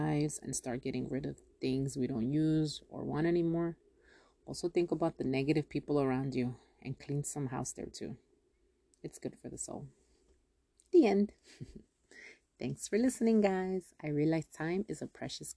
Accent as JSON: {"language": "English", "town": "Yonkers", "region": "New York", "country": "United States", "said": "I'm from Yonkers."}